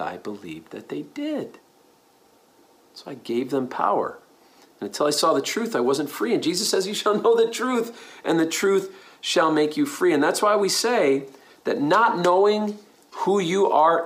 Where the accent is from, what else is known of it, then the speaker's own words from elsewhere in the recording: New York, United States; I grew up in New York.